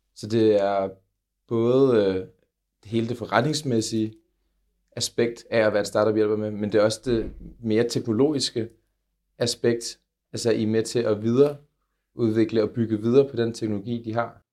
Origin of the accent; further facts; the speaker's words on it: Copenhagen, Capital Region of Denmark, Denmark; kommer jeg jo selv fra København